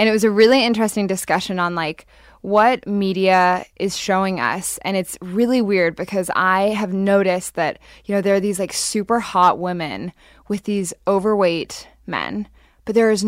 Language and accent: English; Hong Kong; also born or lived in London, United Kingdom / Japan; So I was born in London and then moved to Japan when I was 4 and then Hong Kong. So I basically lived there. Japan for 6 years, Hong Kong 8 years.